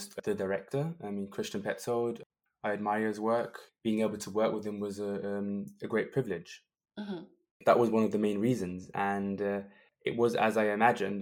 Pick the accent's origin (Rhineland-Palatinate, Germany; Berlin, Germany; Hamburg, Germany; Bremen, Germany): Berlin, Germany; in my hometown, Berlin, to have a world premiere in your hometown is always something